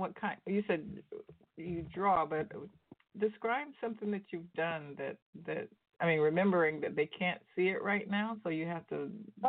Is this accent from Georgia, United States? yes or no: yes; Savannah, Georgia, United States; Savannah College of Art and Design. That's from my hometown.